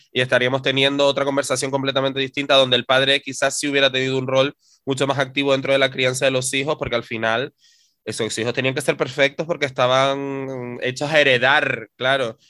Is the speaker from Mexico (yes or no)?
no; Canary Islands, Spain; nuestra historia como sociedad canaria